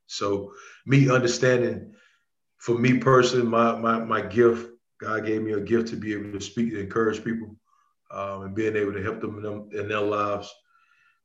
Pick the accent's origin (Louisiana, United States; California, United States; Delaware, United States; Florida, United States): Louisiana, United States; Rayville; from Rayville, Louisiana, a little small town about 20 minutes from Monroe, Louisiana